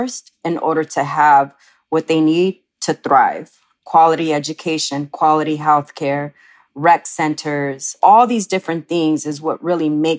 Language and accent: English; Oxnard, California, United States; I grew up in a Chicano Mexican-American family, and I grew up in Oxnard, which was right outside of Los Angeles.